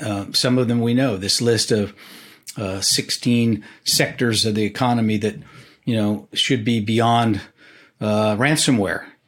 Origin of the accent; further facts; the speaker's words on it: California, United States; now in Washington, United States; I grew up in California